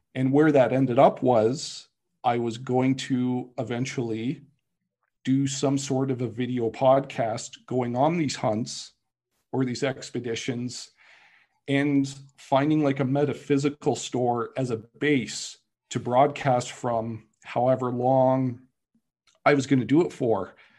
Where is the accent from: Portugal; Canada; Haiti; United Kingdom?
Canada